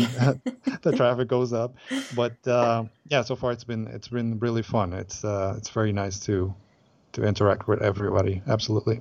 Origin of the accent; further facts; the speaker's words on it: Aruba; we're from Aruba